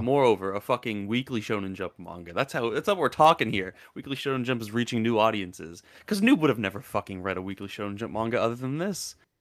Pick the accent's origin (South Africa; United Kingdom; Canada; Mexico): Canada; I'm Canadian